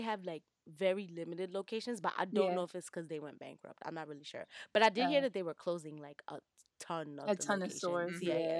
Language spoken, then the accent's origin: English; New York, United States; And I know that as a New Yorker